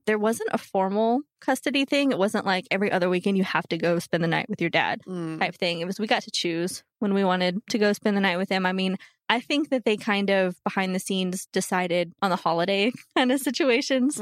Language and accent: English; Bedford, Texas, United States; I was born in Bedford